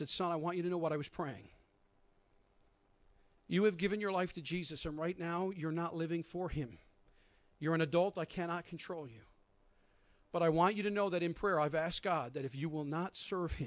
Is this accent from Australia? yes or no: no; St. John's, Newfoundland and Labrador, Canada; We grew up together here in St. John's